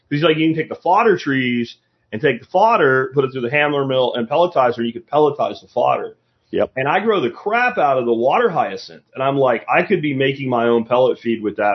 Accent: Jacksonville, Florida, United States; when I was a kid growing up in Jacksonville, Florida, where everything grows

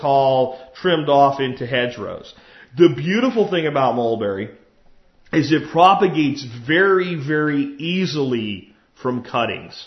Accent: Jacksonville, Florida, United States; an apartment complex I grew up in Jacksonville, Florida

